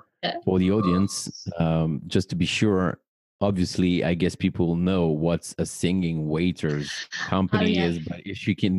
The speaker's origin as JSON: {"language": "English", "town": "Paris", "region": "Île-de-France", "country": "France", "tie": "born or raised there", "said": "I'm …, professional ceremony officiant based in my hometown, Paris"}